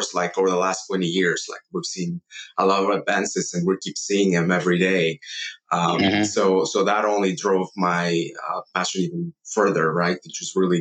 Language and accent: English; Mexico City, Mexico; I grew up in Mexico City